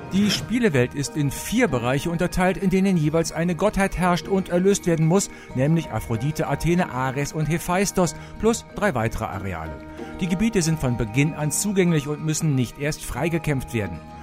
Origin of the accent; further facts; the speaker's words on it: Rhineland, Germany; bei uns im Rheinland